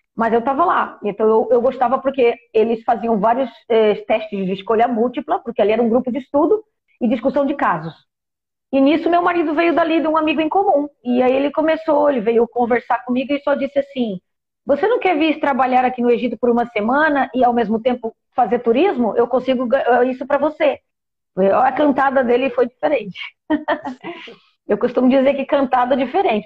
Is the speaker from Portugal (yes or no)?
yes; Portugal; moved away as an adult; also born or lived in Brazil; now in Egypt; Eu nasci no Brasil, Aí eu fui muito criança ainda para Portugal. Meu pai era português